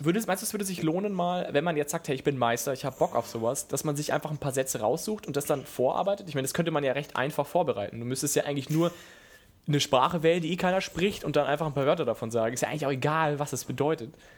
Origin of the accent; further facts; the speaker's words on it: Southern Germany, Germany; ich als bin ja Süddeutscher